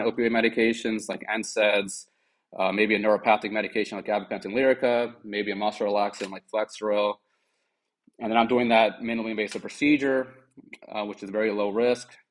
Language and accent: English; Germantown, Maryland, United States; also born or lived in Washington D.C. area; I'm currently a medical director at National Spine and Pain Centers in Germantown, Maryland, which is where I actually grew up.